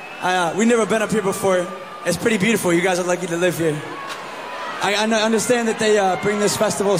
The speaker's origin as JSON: {"language": "English", "town": "Portland", "region": "Maine", "country": "United States", "tie": "born or raised there", "said": "if you could bring this to my hometown in Portland, Maine. I know it's in the U.S."}